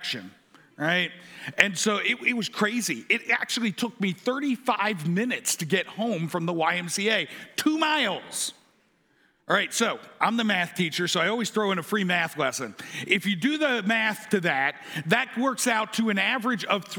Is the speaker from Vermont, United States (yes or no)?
no; Erie, Pennsylvania, United States; moved away; also born or lived in Hagerstown, Maryland; growing up in Erie, Pennsylvania